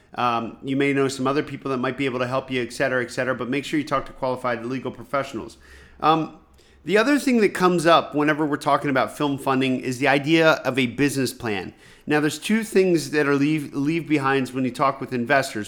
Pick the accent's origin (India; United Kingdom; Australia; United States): United States; rural Pennsylvania; growing up in rural Pennsylvania, I didn't know anybody who had money